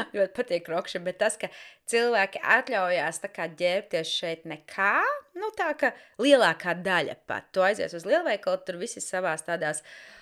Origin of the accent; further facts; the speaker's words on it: Jēkabpils, Latvia; now in London, United Kingdom; es esmu oriģināli no Jēkabpils